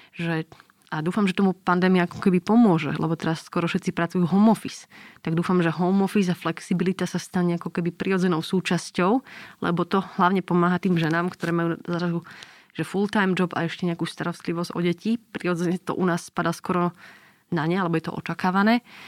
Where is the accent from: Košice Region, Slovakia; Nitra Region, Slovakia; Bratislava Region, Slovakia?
Nitra Region, Slovakia; Nitra; ja som z Nitry, že okraj Chrenova do centra vlastne od detstva som chodila pešo na gymnázium